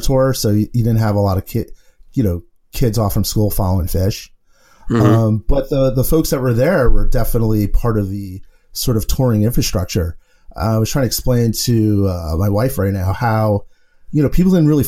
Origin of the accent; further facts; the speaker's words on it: New York City, New York, United States; I grew up in the Bronx